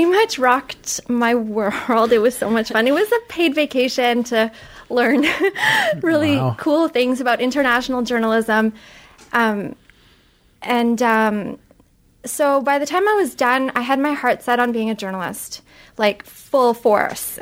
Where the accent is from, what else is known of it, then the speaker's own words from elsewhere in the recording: Montreal, Quebec, Canada; moved away; also born or lived in London; I'm from Montreal